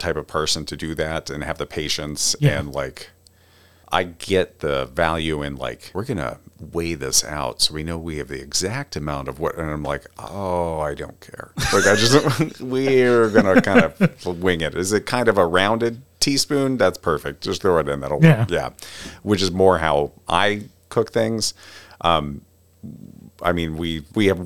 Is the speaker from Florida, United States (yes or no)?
no; Cherry Hill, New Jersey, United States; moved away; originally I'm from Cherry Hill, New Jersey.